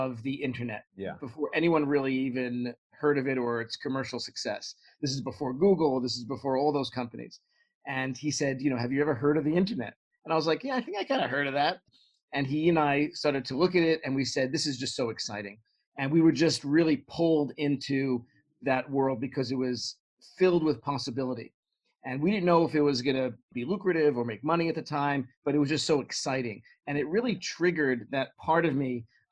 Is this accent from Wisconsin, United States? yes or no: no; New York City, New York, United States; moved away; I grew up in Brooklyn, New York, and my family's still there in the same house I grew up